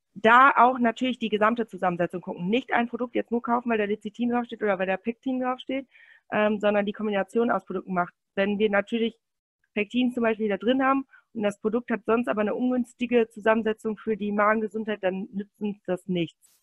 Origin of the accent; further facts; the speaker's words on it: Münsterland, North Rhine-Westphalia, Germany; ich komme aus Münsterland